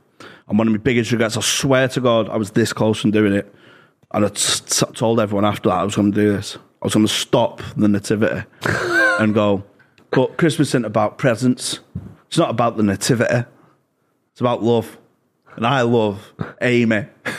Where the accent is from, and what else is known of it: Gorton, North West England, United Kingdom